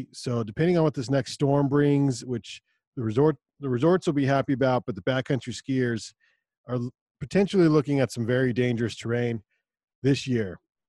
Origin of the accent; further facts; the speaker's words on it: Utah, United States; Growing up in Utah, I don't know how to do Christmas without snow.